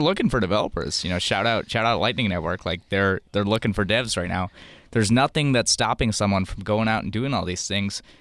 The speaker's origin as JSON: {"language": "English", "country": "India", "said": "I'm from India, my parents are gold bugs"}